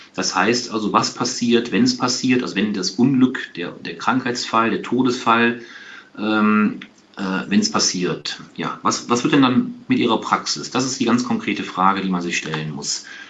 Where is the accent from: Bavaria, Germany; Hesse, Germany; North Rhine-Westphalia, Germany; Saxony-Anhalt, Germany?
North Rhine-Westphalia, Germany; Aachen; ich bin kein Kölner, ich komme aus Aachen